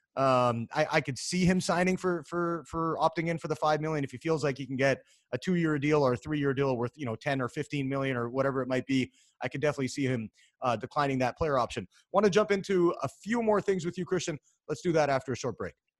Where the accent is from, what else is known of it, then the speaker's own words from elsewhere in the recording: Vancouver, British Columbia, Canada; I'm from Vancouver, Canada